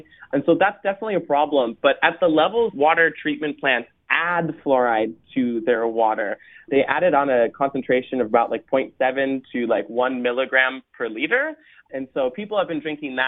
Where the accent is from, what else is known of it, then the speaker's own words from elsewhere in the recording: Minnesota, United States; I come from Minnesota